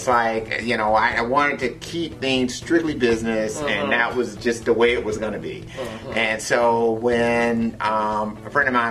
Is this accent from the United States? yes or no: yes; Henderson, Nevada, United States; moved away; also born or lived in Detroit; I was born in Henderson, Nevada